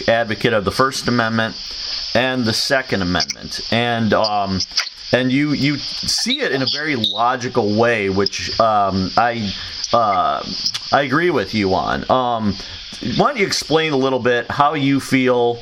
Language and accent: English; Joliet, Illinois, United States; I'm from Joliet